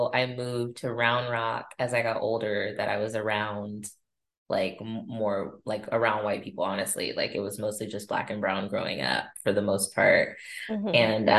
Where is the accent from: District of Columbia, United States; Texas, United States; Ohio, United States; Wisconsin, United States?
Texas, United States; Austin; I was born in Austin. I'm an original Austinite. There's not many of us left.